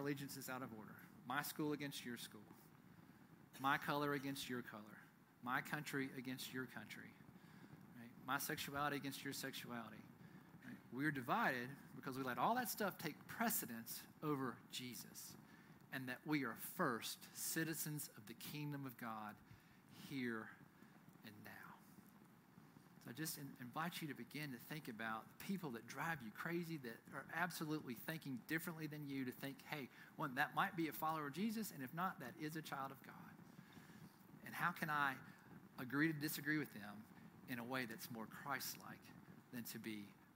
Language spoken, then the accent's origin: English; United States; I'm proud to be an American citizen